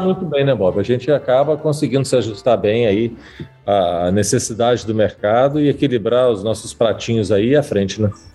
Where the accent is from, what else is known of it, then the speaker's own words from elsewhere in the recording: Espírito Santo, Brazil; eu que sou capixaba